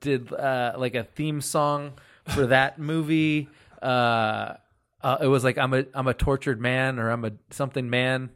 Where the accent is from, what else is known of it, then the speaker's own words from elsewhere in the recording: Central Valley, California, United States; I grew up like in Central California in the Central Valley